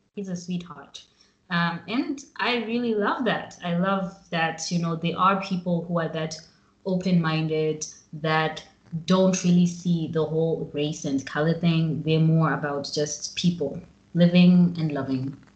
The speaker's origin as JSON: {"language": "English", "country": "Zimbabwe", "moved": "as an adult", "lives_now": "Milan, Italy", "said": "I'm from Zimbabwe"}